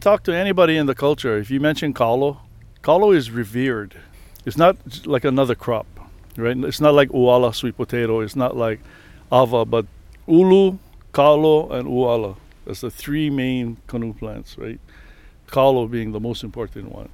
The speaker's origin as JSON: {"language": "English", "region": "Hawaii", "country": "United States", "said": "not because I'm Hawaiian, I'm from here"}